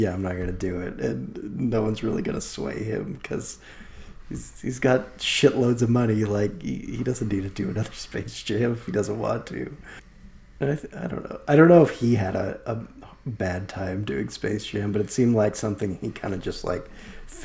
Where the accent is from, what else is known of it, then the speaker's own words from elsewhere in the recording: Seattle, Washington, United States; since I was growing up in Seattle